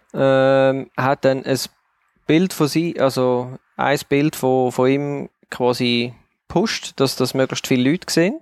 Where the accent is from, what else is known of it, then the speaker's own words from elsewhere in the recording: Switzerland; weil wir sind Schweizer, wir leben in der Schweiz